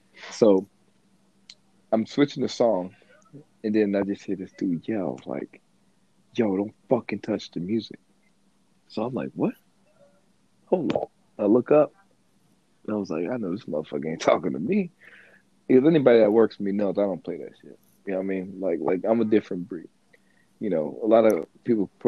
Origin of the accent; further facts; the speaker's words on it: the South, United States; I'm from the South